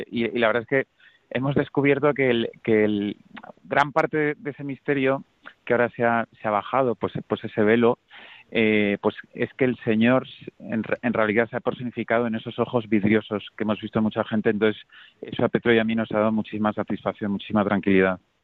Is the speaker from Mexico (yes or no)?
no; Valencia, Valencian Community, Spain; por mi tierra, por Valencia